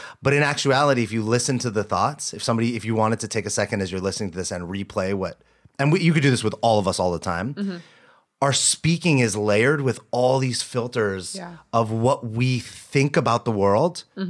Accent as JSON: {"language": "English", "region": "the South", "country": "United States", "said": "I was born in the South. Basically, I'm a guy from the South."}